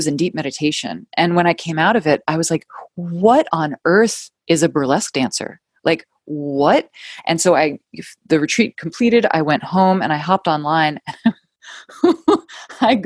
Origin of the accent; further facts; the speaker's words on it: New York City, New York, United States; moved away as an adult; also born or lived in London; I ended up moving home back to my hometown of New York City